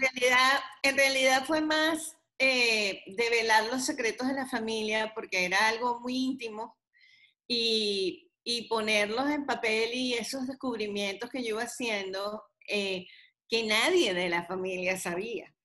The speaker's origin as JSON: {"language": "Spanish", "country": "Venezuela", "moved": "yes", "lives_now": "United States", "said": "yo soy venezolana, pero también soy americana"}